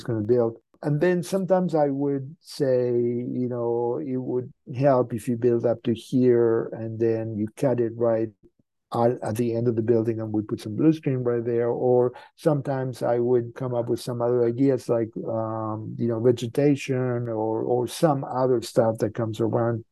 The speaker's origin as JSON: {"language": "English", "country": "Argentina", "moved": "yes", "said": "I'm from Argentina, so sometimes we speak in Spanish"}